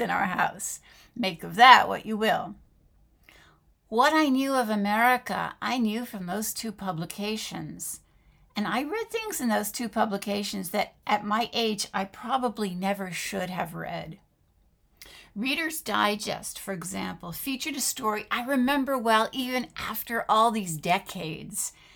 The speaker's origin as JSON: {"language": "English", "country": "France", "tie": "born or raised there", "moved": "yes", "said": "My mother was American, but my father was French, and I grew up living in France"}